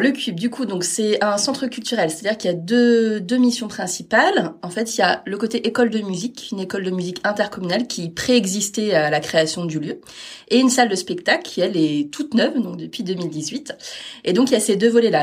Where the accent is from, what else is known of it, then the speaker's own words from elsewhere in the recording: Caen, Normandy, France; je suis née à Caen, mais j'ai pas mal vadrouillé pour les études et puis pour les premiers postes.